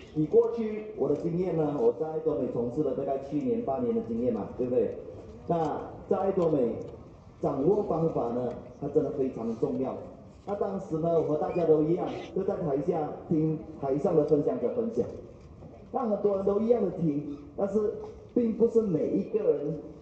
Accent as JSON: {"language": "Chinese", "country": "Malaysia", "said": "我来自马来西亚"}